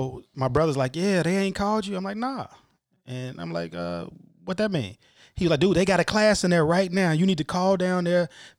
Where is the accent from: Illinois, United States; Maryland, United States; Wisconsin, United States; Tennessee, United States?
Illinois, United States; Chicago; also born or lived in Dolton; Originally from the south side of Chicago. Grew up 79th and Honoree. I think I was about fourth grade, moved out to the suburbs, south suburbs, Dalton. Moved back to the city when I took the job in 2009.